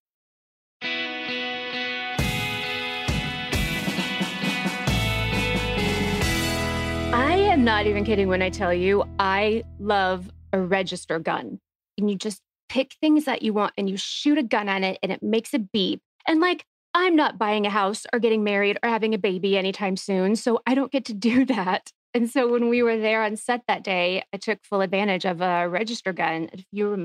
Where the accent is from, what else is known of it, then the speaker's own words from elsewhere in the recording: Texas, United States; I'm from Texas